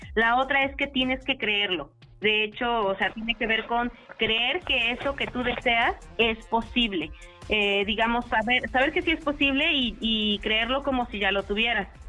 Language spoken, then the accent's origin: Spanish; Chignahuapan, Puebla, Mexico; Yo nací en Chignahuapan, ¿no? Entonces me tocó ver cómo ese crecimiento, siempre he vivido aquí en Puebla